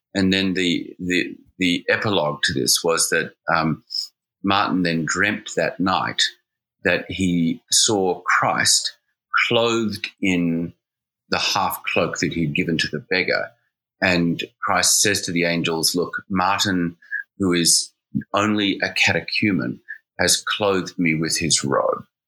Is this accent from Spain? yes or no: no; Australia; now in New Haven, United States; I'm an Australian